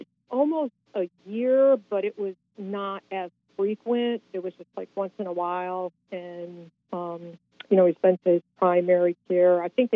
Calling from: North Carolina, United States; I'm calling from North Carolina.

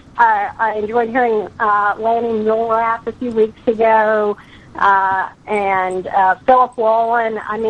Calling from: Arizona, United States; I'm calling in from Arizona.

